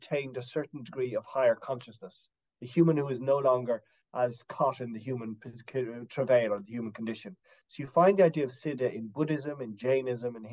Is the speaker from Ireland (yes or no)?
yes; Dublin, Leinster, Ireland; also born or lived in West Coast of Ireland; I was born in Dublin, you know, in a non-Irish speaking place, but we spent a lot of our time in the West Coast in this area